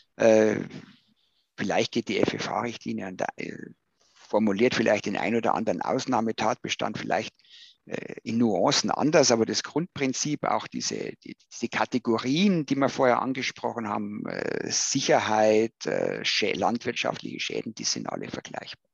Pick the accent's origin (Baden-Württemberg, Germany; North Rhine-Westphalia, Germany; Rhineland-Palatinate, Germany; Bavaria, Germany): Bavaria, Germany; als äh, Bayer